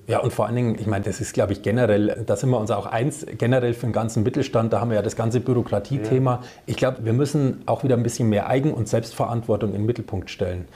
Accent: Upper Franconia, Bavaria, Germany; also born or lived in Bamberg; now in Upper Bavaria, Germany; ich bin gebürtiger Oberfranke, wohne jetzt aber in Oberbayern

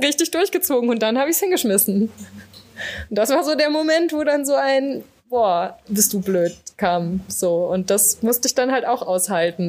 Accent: Düsseldorf, North Rhine-Westphalia, Germany; mein Vater ist Niederländer und, äh, ich bin, äh, geboren in Düsseldorf

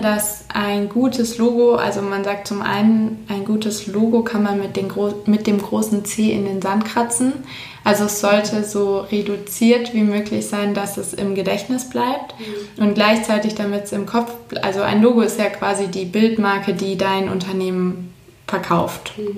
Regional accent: Swabia, south of Ulm, Baden-Württemberg, Germany; moved away as an adult; now in Munich, Germany; Ich komme ursprünglich aus München, bin dann aufgewachsen irgendwo im Schwabenland südlich von Ulm und fürs Studium wieder nach München zurückgezogen

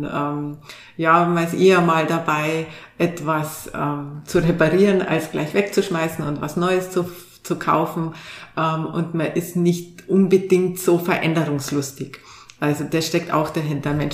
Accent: Bavaria, Germany; Also ich komme selber aus Bayern und ähm, da bewahrt man sehr denn die Trachtenvereine zum Beispiel und die Tracht, die ja eine ganz alte Tradition hat

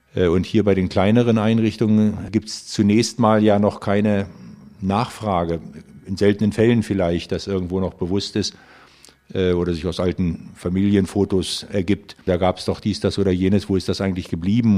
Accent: Germany; wir sind jetzt hier als Deutsche

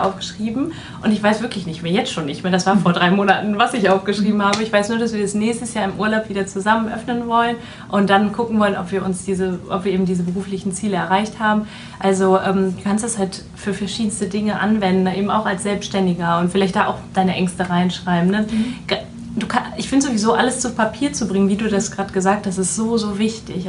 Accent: Düsseldorf, North Rhine-Westphalia, Germany; lebe in Düsseldorf, arbeite in Düsseldorf, bin auch waschechte Düsseldorferin

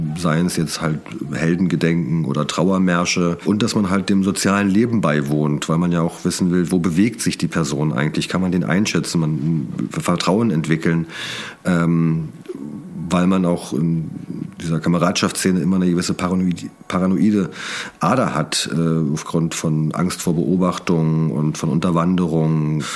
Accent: Brandenburg, Germany; moved away as an adult; also born or lived in Berlin; Ich bin aus Brandenburg, ähm, bin da auch groß geworden, später nach Berlin gezogen

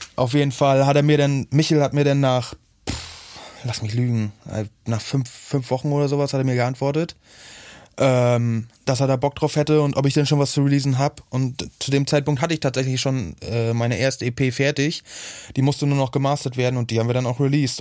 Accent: Hagenow, Mecklenburg-Vorpommern, Germany; moved away; ursprünglich komme ich eigentlich aus Hagenow, so, das ist halt in Mecklenburg-Vorpommern

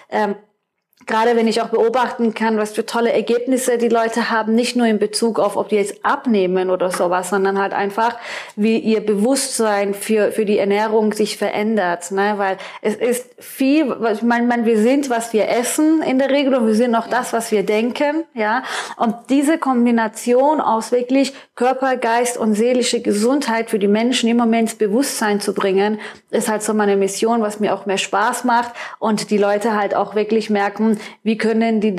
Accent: Baden-Württemberg, Germany; also born or lived in Iran; ich bin gebürtige Perserin, ich bin seit fast 30 Jahren hier in Deutschland und ähm, ich bin im Schwarzwald aufgewachsen, habe dann in Gießen studiert und habe dann meinen Mann in Frankfurt kennengelernt

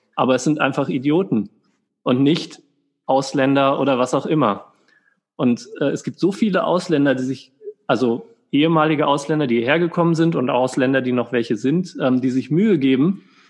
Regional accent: Germany; now in Austria; ich bin Deutscher

